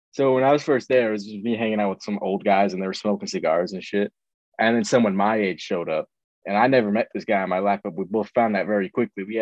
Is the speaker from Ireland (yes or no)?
yes; Ireland; We're singing, we're both Irish, we're both singing like Irish folk songs.